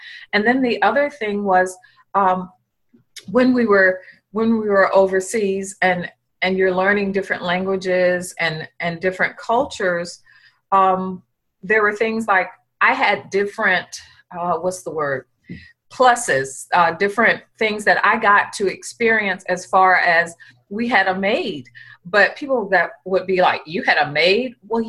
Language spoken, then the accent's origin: English; Norfolk, Virginia, United States; I was looking to go into the Navy because I'm from the Norfolk area